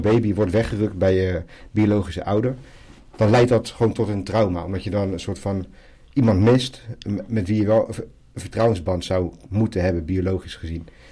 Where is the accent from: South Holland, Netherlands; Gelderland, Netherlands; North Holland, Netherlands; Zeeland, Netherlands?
South Holland, Netherlands; Zoetermeer; also born or lived in Medellín, Colombia; now in The Hague, Netherlands; We groeiden op in Zoetermeer